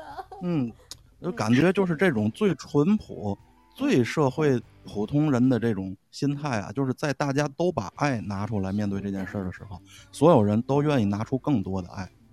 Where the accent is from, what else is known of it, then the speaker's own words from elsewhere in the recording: Tianjin, China; 我身为一名天津人